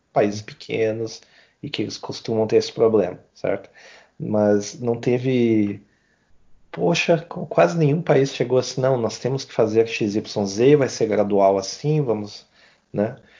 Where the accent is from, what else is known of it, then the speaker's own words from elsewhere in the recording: Brazil; como brasileiro